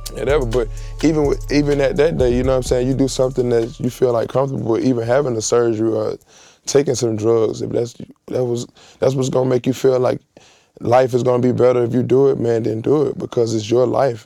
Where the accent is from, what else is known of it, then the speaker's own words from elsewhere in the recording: Atlanta, Georgia, United States; I come from Atlanta